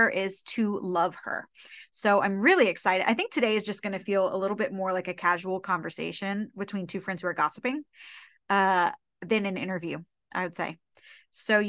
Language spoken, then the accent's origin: English; Louisiana, United States; I'm from Louisiana